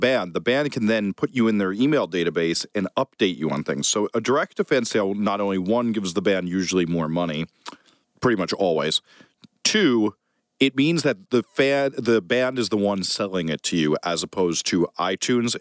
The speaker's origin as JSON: {"language": "English", "country": "United States", "tie": "born or raised there", "also_born_or_lived": "New Jersey", "lives_now": "New York, United States", "said": "as a New York kid and New Jersey kid"}